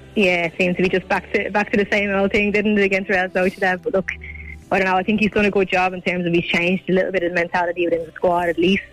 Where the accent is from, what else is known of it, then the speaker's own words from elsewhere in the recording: Ireland; as Irish people